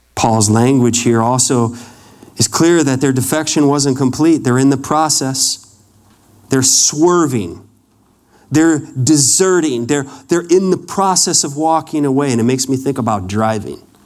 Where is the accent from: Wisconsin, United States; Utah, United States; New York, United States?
Wisconsin, United States; moved away; I grew up in Wisconsin. When we moved to Wisconsin in 1980